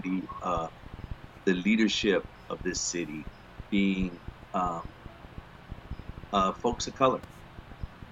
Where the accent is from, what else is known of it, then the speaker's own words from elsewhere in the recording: Oakland, California, United States; moved away as an adult; now in East Palo Alto, United States; I was born and raised in Oakland